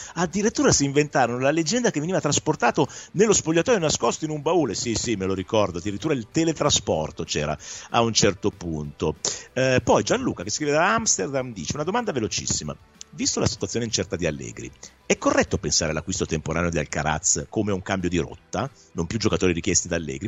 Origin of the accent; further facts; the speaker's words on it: Milan, Lombardy, Italy; da milanese